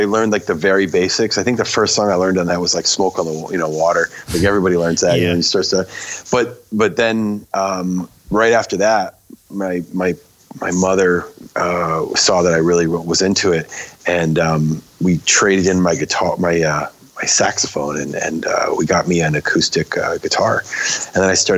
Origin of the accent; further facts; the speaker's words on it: Maine, United States; I grew up in Maine, and I grew up in a little town